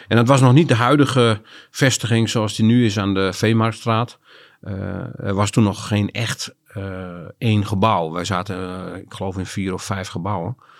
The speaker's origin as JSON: {"language": "Dutch", "region": "Groningen", "country": "Netherlands", "tie": "born or raised there", "also_born_or_lived": "Loins (birthplace, Groningen province) / Drachten", "said": "ik ben groot geworden in eh, de stad Groningen. Vanaf mijn vierde heb ik daar eh, gewoond."}